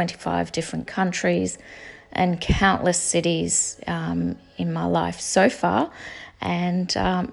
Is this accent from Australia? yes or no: yes; Sydney, New South Wales, Australia; from Sydney, Australia.